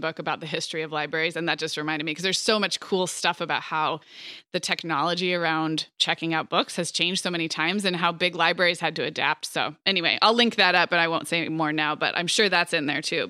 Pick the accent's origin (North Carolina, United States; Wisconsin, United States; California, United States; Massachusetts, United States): California, United States; Santa Barbara; moved away; also born or lived in Montecito; I grew up in Santa Barbara, and then I grew up in Montecito